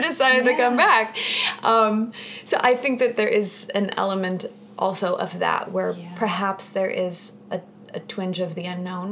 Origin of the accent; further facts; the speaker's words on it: Wenatchee, Washington, United States; now in New York City, United States; I grew up in Washington State